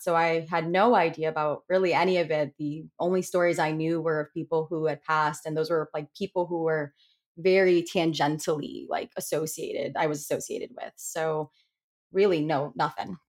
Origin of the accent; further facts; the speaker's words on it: Connecticut, United States; moved away as an adult; now in Rhode Island, United States; I'm originally from Connecticut, but I'm currently living in Rhode Island.